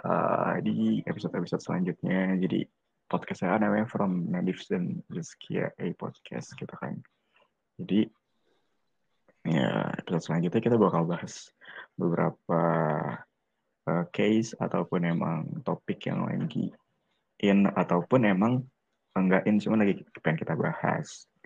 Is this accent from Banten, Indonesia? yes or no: yes; Ciputat, Banten, Indonesia; Iya, gue dari Ciputat, terus 21 tahun.